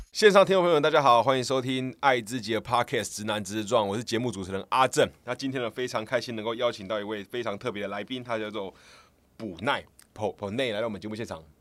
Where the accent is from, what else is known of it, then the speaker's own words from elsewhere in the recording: Kaohsiung, Taiwan; 我成长环境就，我觉得比较像是我是南部人，我，我高，嗯。我高雄人